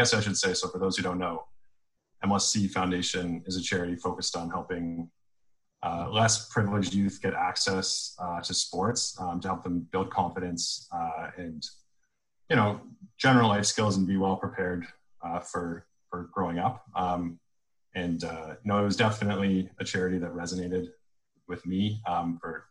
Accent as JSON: {"language": "English", "town": "Toronto", "region": "Ontario", "country": "Canada", "tie": "born or raised there", "said": "I grew up in Toronto"}